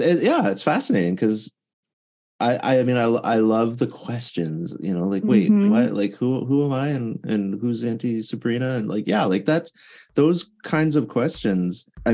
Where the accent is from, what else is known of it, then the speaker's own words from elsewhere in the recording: Canada; I'm Canadian, I'm in Canada